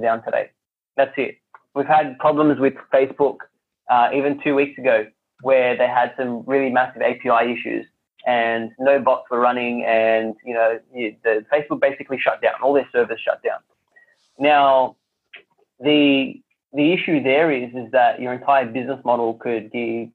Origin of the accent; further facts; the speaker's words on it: Sydney, New South Wales, Australia; I grew up in Western Sydney, and Western Sydney is very multicultural.